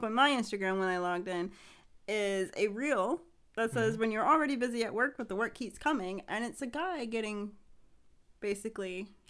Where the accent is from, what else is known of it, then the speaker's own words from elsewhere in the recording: Ohio, United States; being from Ohio